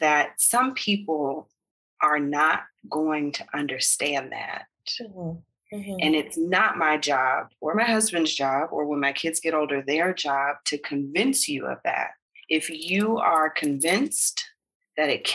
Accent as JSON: {"language": "English", "country": "United States", "moved": "as an adult", "lives_now": "Belize", "said": "the baby will be American because we're American"}